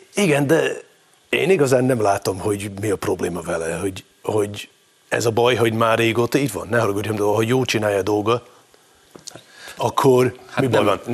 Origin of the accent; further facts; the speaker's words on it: Scotland, United Kingdom; moved away as an adult; now in Hungary; Én ott éltem, ott nőttem föl, itt éltem, itt nőttem föl